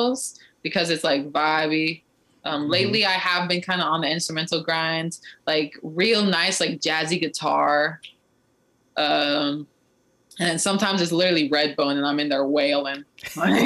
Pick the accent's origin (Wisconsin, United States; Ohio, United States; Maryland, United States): Ohio, United States; moved away; I'm from Ohio